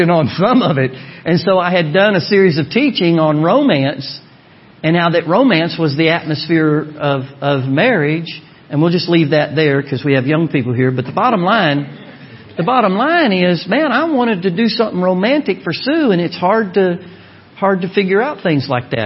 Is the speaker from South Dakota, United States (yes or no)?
no; Orlando, Florida, United States; moved away; I'm from Orlando, Florida